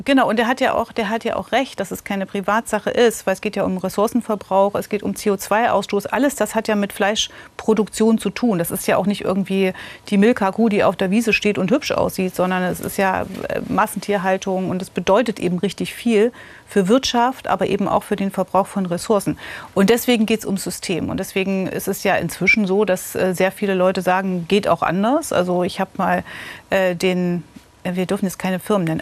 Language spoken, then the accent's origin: German; Gotha, Thuringia, Germany; also born or lived in Friedrichroda; ich bin in Gotha aufgewachsen.